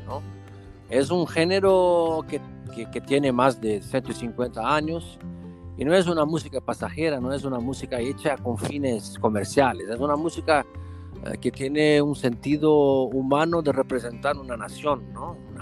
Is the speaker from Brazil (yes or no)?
yes; Brazil; Spanish is a second language; moved away as an adult; now in Lisbon, Portugal; Nosotros que venimos de grandes ciudades de Brasil, ¿no? Como Río, San Paulo